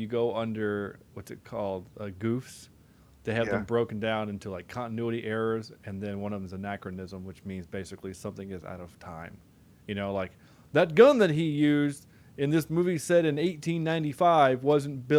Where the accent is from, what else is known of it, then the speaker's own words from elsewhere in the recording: the South, United States; we're from the South, and we know what actual Southern accents sound like